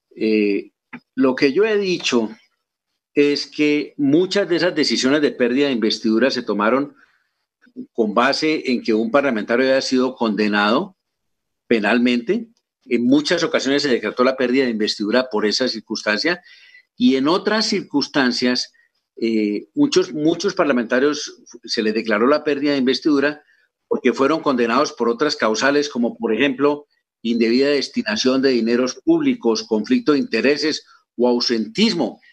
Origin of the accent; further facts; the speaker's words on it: Colombia; como colombiano